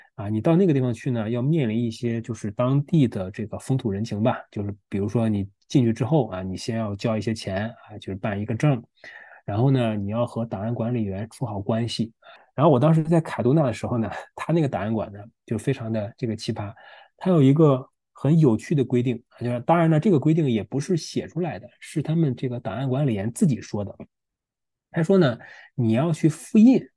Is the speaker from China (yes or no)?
yes; China; 我是中国人